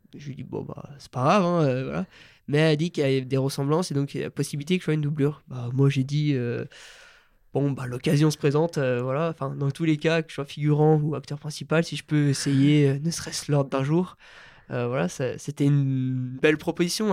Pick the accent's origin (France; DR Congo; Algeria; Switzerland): France; Maurienne, Auvergne-Rhône-Alpes; also born or lived in Bourges / Chamonix; je suis vite retrouvé en Maurienne et là, ça fait, je crois, bientôt 13 ans que, que je vis là-bas